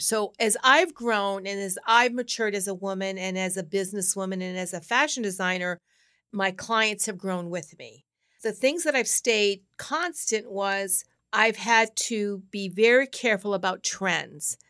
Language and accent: English; Norwood, Massachusetts, United States; also born or lived in Boston, South End / Ohio; I grew up in Norwood, went to school in Norwood